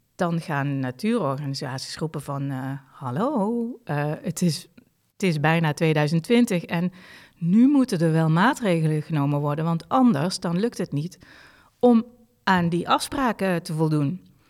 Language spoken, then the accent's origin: Dutch; Limburg, Netherlands; moved away; ik als Limburger.